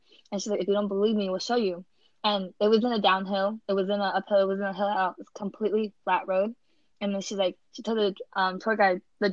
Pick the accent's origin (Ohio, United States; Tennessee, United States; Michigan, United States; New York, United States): New York, United States; New York